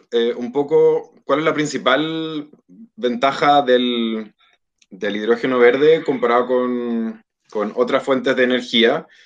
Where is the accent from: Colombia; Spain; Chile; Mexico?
Chile